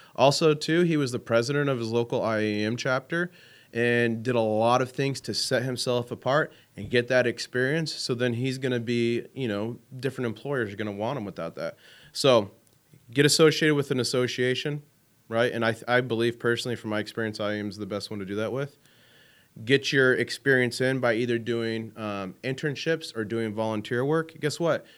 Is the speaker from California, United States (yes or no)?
yes; San Diego, California, United States; moved away as an adult; now in Saudi Arabia; I grew up in San Diego